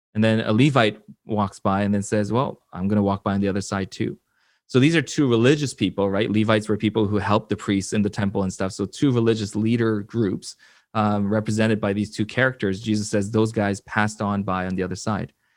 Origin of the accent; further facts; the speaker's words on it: Vancouver, British Columbia, Canada; also born or lived in Seoul, South Korea / Florida / Atlanta, Georgia; I was born in Seoul, South Korea. I, uh, my family immigrated here to Vancouver when I was about six or seven